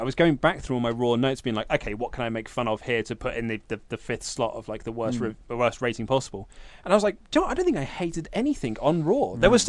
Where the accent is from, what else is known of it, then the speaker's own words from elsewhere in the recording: Coopersville, Michigan, United States; I'm from Coopersville, Michigan, hometown of … which is about an hour from Kalamazoo